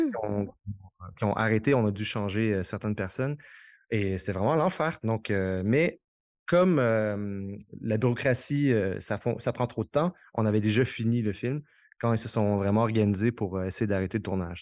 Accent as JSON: {"language": "French", "region": "Quebec", "country": "Canada", "said": "je suis québécois"}